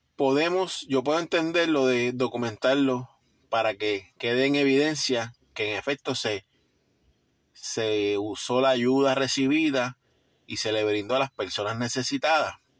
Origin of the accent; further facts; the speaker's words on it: Puerto Rico; somos puertorriqueños, estamos aquí